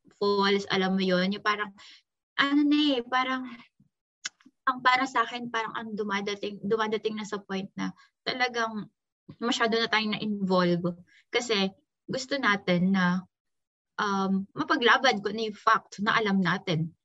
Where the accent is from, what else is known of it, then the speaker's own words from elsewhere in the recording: Philippines; moved away; maging proud ako na Filipino ako